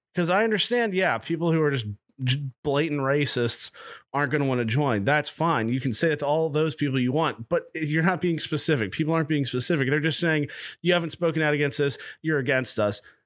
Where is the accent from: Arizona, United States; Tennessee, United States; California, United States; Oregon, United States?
Tennessee, United States; Nashville; I'm from Nashville